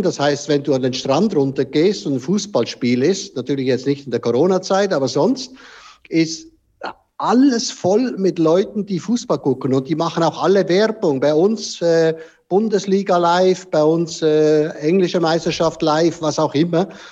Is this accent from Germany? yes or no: no; Switzerland; bei uns in der Schweiz